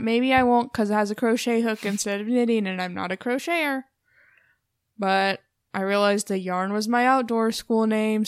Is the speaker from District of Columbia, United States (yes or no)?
no; Portland, Oregon, United States; being from Portland, we're from the Valley, the Willamette Valley.